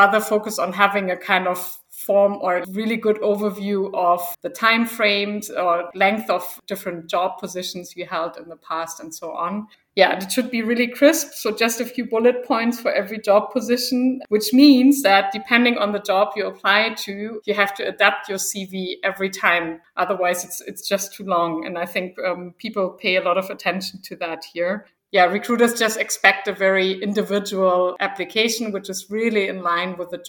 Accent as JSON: {"language": "English", "region": "Berlin", "country": "Germany", "also_born_or_lived": "India / Taiwan / Malaysia / United States", "moved": "as an adult", "said": "I'm originally from Germany, from Berlin, actually, and that's also where I'm living right now"}